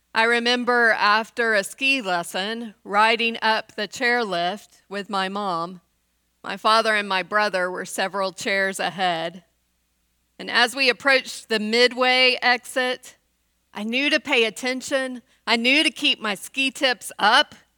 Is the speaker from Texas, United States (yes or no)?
yes; West Texas, United States; I grew up in West Texas in the nineteen seventies